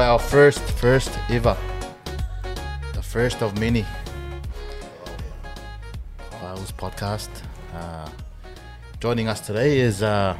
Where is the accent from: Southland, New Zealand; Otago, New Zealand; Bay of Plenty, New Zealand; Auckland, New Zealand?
Auckland, New Zealand; also born or lived in Samoa; born in Samoa. Grew up in New Zealand, Auckland, New Zealand, in a little place called Otara.